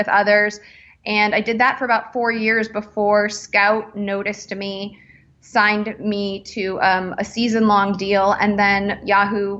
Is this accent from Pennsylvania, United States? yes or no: no; Chicago, Illinois, United States; I grew up in Chicago